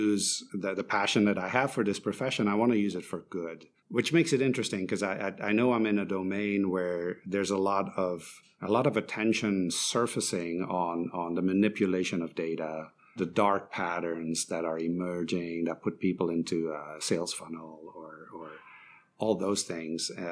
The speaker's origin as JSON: {"language": "English", "country": "Belgium", "also_born_or_lived": "Shanghai, China", "moved": "as an adult", "said": "I'm originally from Belgium"}